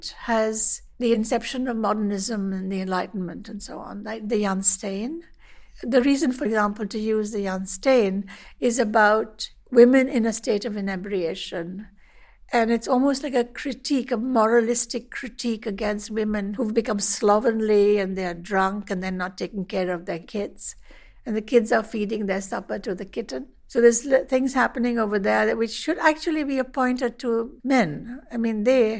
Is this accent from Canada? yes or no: no; India; I'm an artist from India.